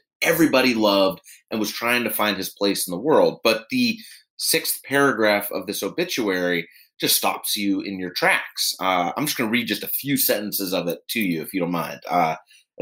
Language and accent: English; Pittsburgh, Pennsylvania, United States; moved away; I was back visiting family in my hometown of Pittsburgh, Pennsylvania